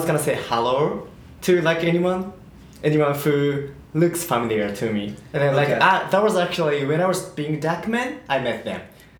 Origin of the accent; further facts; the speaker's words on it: Tokyo, Japan; English is a second language; moved away as an adult; also born or lived in Aomori, Japan / Sydney, Australia; now in Toronto, Canada; I grew up in Japan.